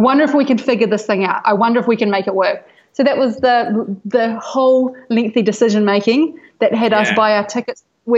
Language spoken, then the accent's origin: English; Hawke's Bay, New Zealand; now in Bali, Indonesia; Hawke's Bay, which is North Island, East Coast.